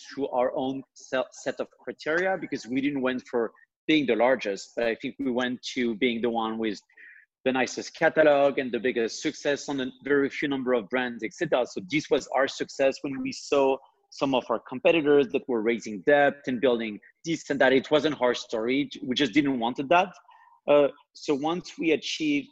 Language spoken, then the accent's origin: English; France; accent: French; English is a second language; I'm French. Maybe you've seen that through my accent, although it's extremely well hidden.